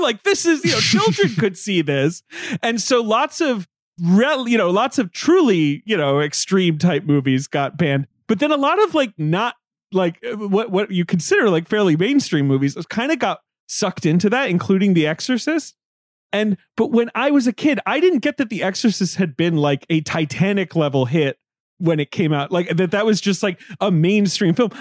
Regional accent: United Kingdom; moved away; I grew up in Britain

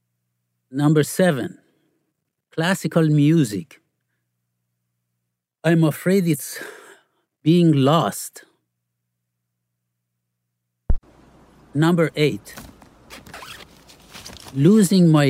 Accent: Iran; now in Florida, United States; I grew up in Iran

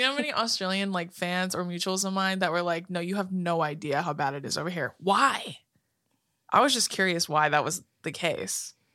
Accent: California, United States; we're from, you know, California

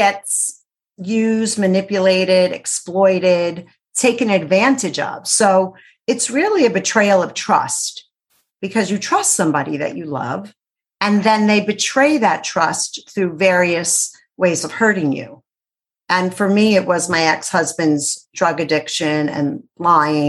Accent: New York City, New York, United States; I'm from Brooklyn.

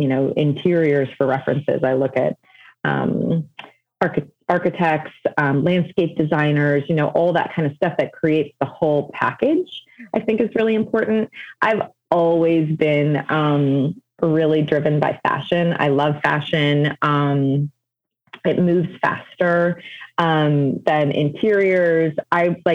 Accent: Evanston, Illinois, United States; I'm born and raised in Evanston, which is a suburb just north of Chicago. So I'm kind of back home

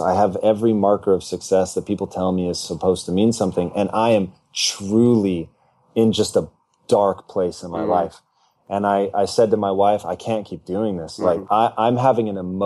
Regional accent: Tacoma, Washington, United States; moved away as an adult; now in Los Angeles, United States; I was born and raised in Tacoma, Washington, but I moved down here to L.A. when I was 18 and have never returned.

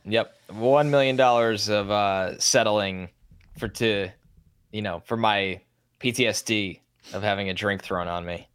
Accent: New York, United States; growing up in New York

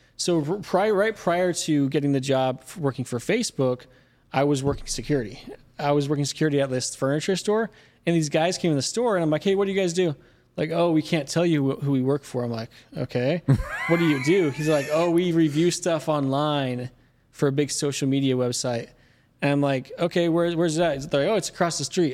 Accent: Mesa, Arizona, United States; I grew up in Mesa, Arizona

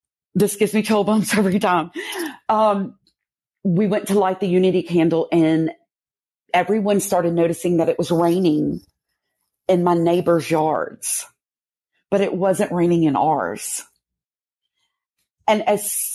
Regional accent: Louisiana, United States; moved away; I'm originally from Louisiana

